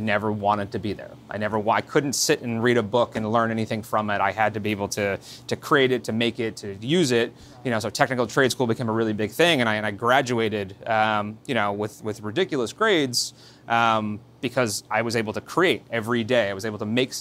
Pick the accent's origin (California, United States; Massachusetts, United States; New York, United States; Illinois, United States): New York, United States; Yorktown Heights; So I grew up right here in Westchester in a town called Yorktown Heights